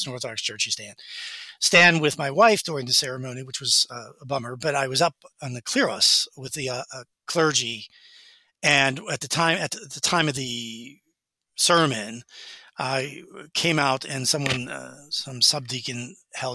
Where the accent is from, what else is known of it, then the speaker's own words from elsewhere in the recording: United States; as an American